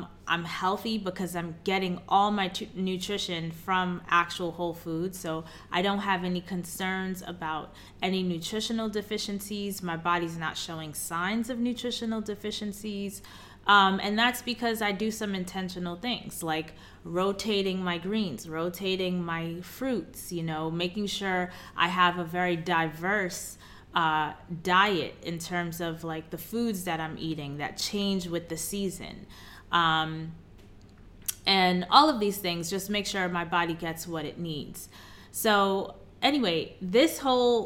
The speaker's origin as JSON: {"language": "English", "town": "New York City", "region": "New York", "country": "United States", "tie": "born or raised there", "also_born_or_lived": "Chicago", "moved": "yes", "said": "I'm born and raised in Queens, New York"}